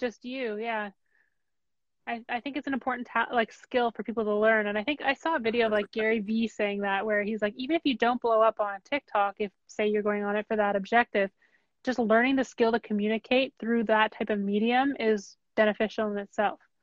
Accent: Canada; I'm from Canada

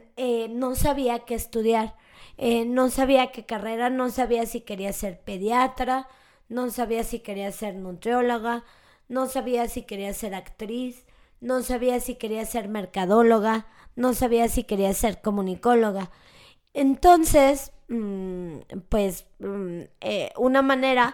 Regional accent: Mexico; los mexicanos y los latinos tenemos mucho este pensamiento mágico

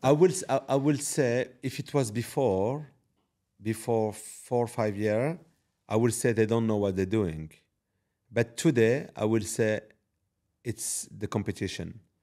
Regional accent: Paris, Île-de-France, France; moved away as an adult; also born or lived in Morocco (ancestry); now in Dubai, United Arab Emirates; I'm actually from Paris, uh, originally Moroccan, and I moved in Dubai

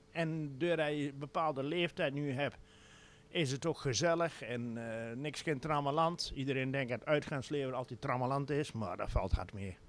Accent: Wehl, Gelderland, Netherlands; also born or lived in Doetinchem; wij komen uit Veel

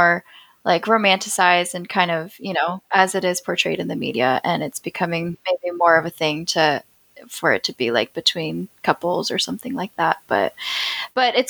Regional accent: California, United States; now in Finland; I'm from California.

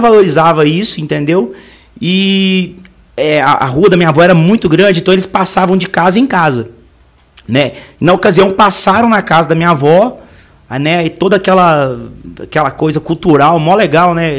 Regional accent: Entre Rios de Minas, Minas Gerais, Brazil; moved away; Eu vim de Entre Rios de Minas, é a cidade próxima a Tiradentes, a São João del Rei, é próximo da capital mineira, Belo Horizonte

